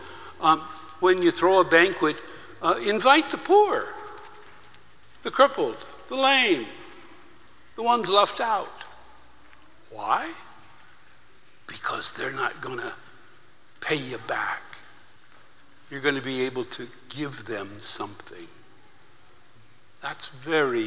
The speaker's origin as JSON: {"language": "English", "country": "United States", "said": "I'm from the United States"}